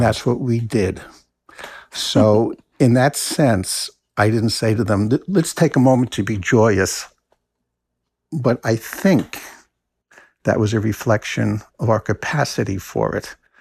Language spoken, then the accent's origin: English; New Jersey, United States; now in Maine, United States; I grew up in New Jersey